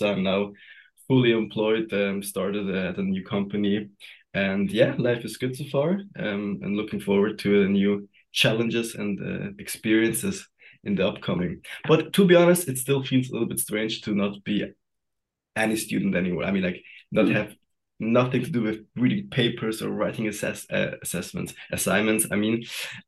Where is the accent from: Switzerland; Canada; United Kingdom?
Switzerland; Zurich; also born or lived in Sweden; Born and raised in Zurich, Altstetten